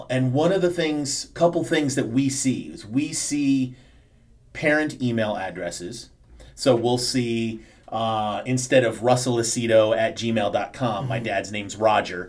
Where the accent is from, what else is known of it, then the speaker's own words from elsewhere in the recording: Chicago, Illinois, United States; I grew up in Chicago when the Bulls were, like, when Michael was a rookie